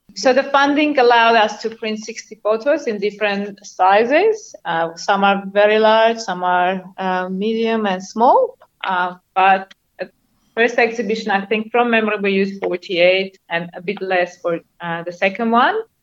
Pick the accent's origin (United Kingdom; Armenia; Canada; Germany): Armenia; now in Australia; growing up in Armenia